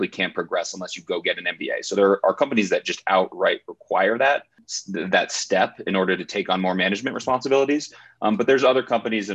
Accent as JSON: {"language": "English", "region": "New Mexico", "country": "United States", "tie": "born or raised there", "also_born_or_lived": "Massachusetts / Chicago", "moved": "as an adult", "said": "I grew up in New Mexico and then went to Harvard College for undergrad."}